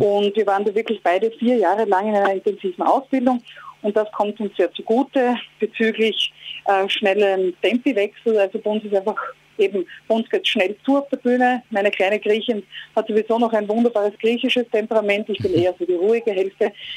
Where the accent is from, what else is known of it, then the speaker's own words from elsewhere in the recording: Graz, Styria, Austria; now in Vienna, Austria; ich fahre gerade von Graz nach Wien, also quasi aus meiner Heimat zurück dort in die Hauptstadt, wo ich lebe.